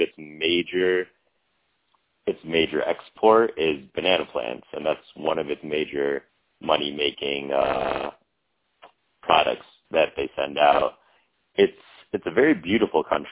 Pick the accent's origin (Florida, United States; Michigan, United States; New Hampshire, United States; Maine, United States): Michigan, United States; also born or lived in New York / London / Washington, D.C. / Caribbean; I'm born and raised in Michigan